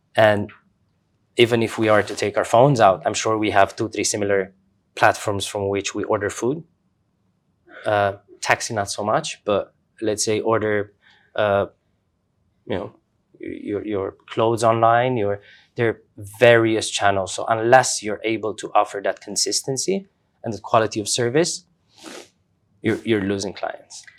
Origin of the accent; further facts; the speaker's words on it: Romania; moved away as an adult; also born or lived in Doha, Qatar; I grew up in Romania, uh, middle class family, working parents.